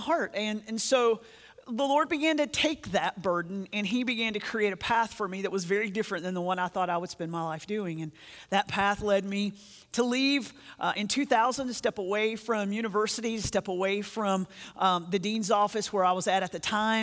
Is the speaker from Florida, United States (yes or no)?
no; North Carolina, United States; I grew up in North Carolina